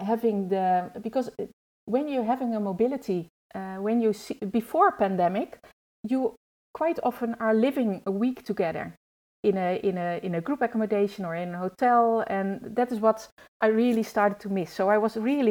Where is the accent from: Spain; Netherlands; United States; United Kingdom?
Netherlands; I grew up in the Netherlands.